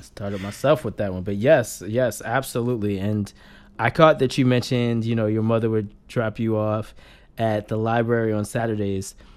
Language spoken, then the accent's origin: English; Randallstown, Maryland, United States; I'm from Maryland, too. We're D M V for sure